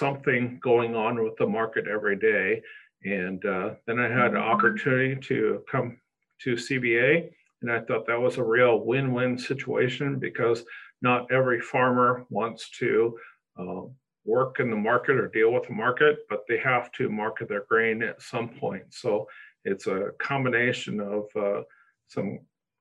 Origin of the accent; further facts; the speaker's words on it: Northeast Nebraska, United States; I grew up in Northeast Nebraska.